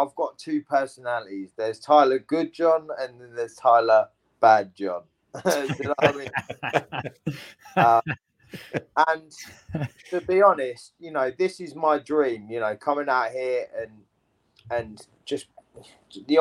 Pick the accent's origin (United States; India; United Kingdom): United Kingdom; England